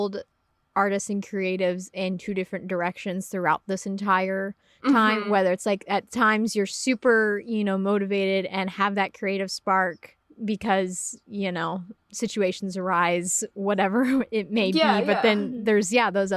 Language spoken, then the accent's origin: English; Northern California, United States; I remember in my hometown, there was a group that met in a coffee shop in in Northern California.